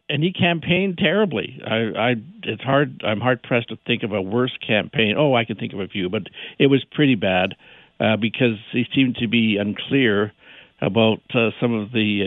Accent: Alberta, Canada; I'm from Alberta

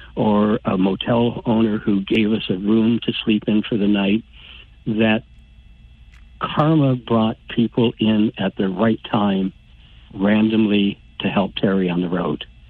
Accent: St. Thomas, Ontario, Canada; I grew up in St. Thomas, so I, I knew how small communities work.

